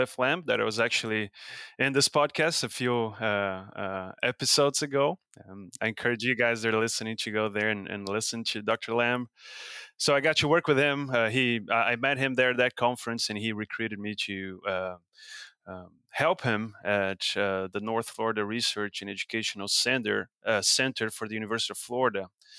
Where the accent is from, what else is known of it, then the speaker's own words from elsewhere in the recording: São Paulo, Brazil; English is a second language; So I was born and raised and backgrounded in Brazil. So my family, we're from the southeast region of Brazil, in the state of São Paulo.